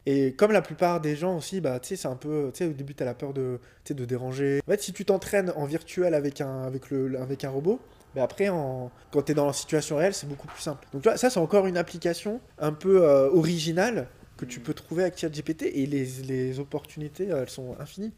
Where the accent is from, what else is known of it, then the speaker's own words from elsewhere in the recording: Lyon, Auvergne-Rhône-Alpes, France; Je suis né en 88 à Lyon.